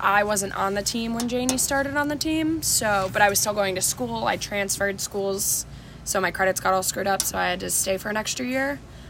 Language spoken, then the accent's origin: English; Orlando, Florida, United States; I'm from Florida, Orlando, Florida. I went to school at Palm Beach Atlantic University down in South Florida.